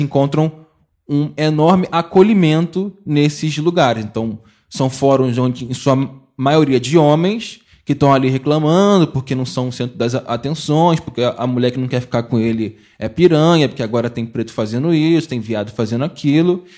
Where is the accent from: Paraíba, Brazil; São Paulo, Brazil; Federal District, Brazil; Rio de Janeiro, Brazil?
Rio de Janeiro, Brazil; Mesquita; sou de Mesquita, na, na da Fluminense, nascido é, e criado